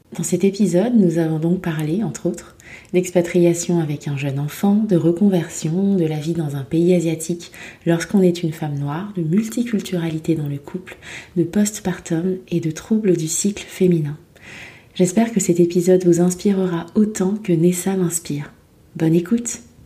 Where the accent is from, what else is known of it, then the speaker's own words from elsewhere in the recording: France; moved away as an adult; also born or lived in Norway; now in Dublin, Ireland; on parle français, on vient de France.